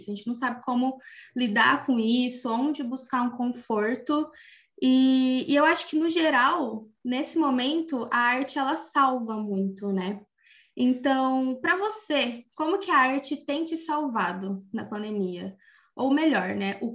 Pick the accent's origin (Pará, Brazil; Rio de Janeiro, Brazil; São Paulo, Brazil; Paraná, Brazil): São Paulo, Brazil; jornalista e tenho 23 anos. Sou do interior de São Paulo, mas já morei em vários lugares, inclusive na capital